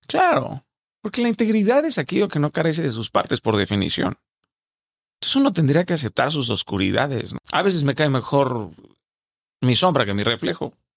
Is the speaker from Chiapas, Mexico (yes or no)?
no; Sinaloa, Mexico; Yo hablo así, soy sinaloense